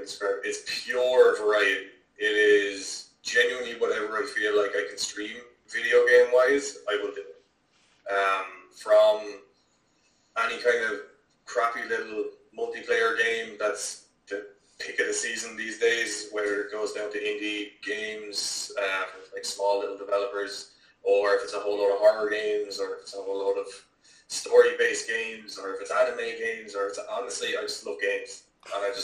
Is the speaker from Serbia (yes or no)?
no; Wexford, Leinster, Ireland; also born or lived in Dublin / Waterford / Carlow; I'm born in Dublin, raised in Wexford, lived in Waterford, Carlow, pretty much all around the feckin' place